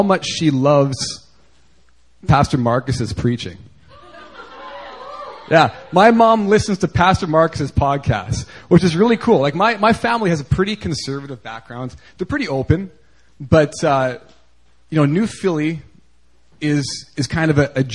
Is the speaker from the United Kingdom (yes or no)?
no; Canada; moved away; growing up in Canada